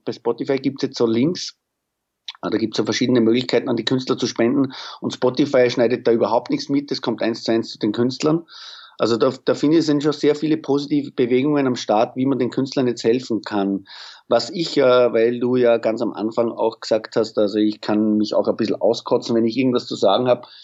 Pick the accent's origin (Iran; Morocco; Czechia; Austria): Austria; Pinkafeld, Burgenland; in Pinkerfeld, in meiner Heimatstadt, also wo meine Eltern und meine Schwestern und ich wohne